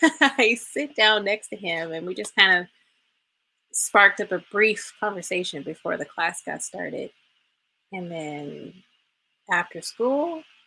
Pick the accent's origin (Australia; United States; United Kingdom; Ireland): United States; California; moved away; It's my home state.